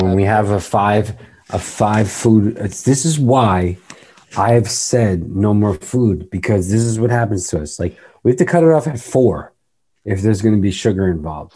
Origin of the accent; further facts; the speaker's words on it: New York, United States; We're from New York